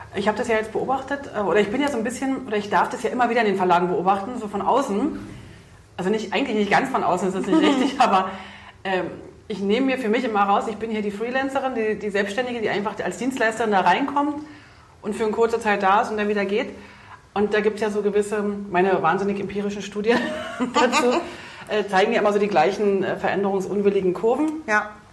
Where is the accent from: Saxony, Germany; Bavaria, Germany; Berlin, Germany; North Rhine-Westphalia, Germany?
Berlin, Germany; accent: Berlinerisch; ich bin ja auch Berlinerin